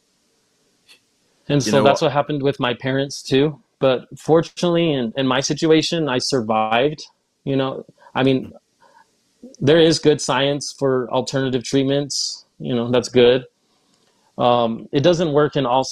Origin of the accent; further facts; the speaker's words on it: Ogden, Utah, United States; also born or lived in California; I was raised in Utah